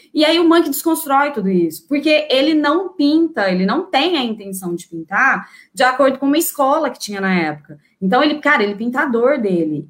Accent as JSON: {"language": "Portuguese", "country": "Brazil", "said": "nossa construção cultural enquanto brasileiras"}